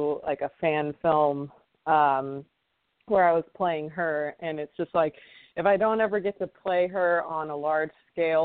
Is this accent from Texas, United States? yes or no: yes; Katy, Texas, United States; also born or lived in Los Angeles, California; now in New York, United States; I'm from Katy, but I'm in New York right now.